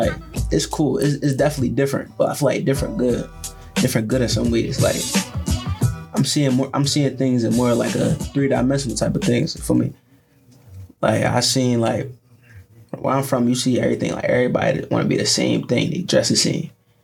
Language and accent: English; Philadelphia, Pennsylvania, United States; moved away as an adult; now in Westminster, United States; I'm from Philly. I come from uptown part of Philly.